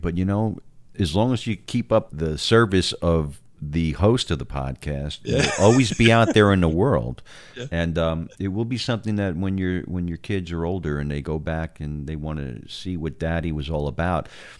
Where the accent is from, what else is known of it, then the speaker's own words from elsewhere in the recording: New York, United States; now in Texas, United States; I am a New Yorker